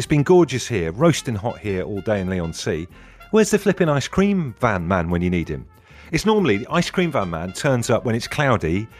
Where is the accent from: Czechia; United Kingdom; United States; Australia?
United Kingdom; Brixham, South West England; moved away; I grew up in Brixham in Devon